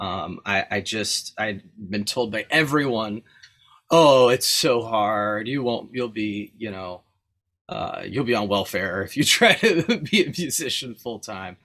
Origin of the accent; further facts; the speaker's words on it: Lemon Grove, California, United States; I grew up actually in Lemon Grove